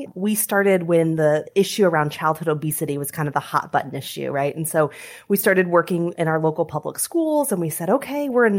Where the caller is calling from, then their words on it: Toledo, Ohio, United States; but we are dialing in from Toledo, Ohio, and so thrilled to be with you.